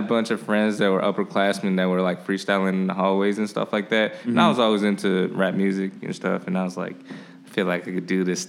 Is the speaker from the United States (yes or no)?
yes; Skokie, Illinois, United States; also born or lived in Chicago; I actually grew up in Skokie.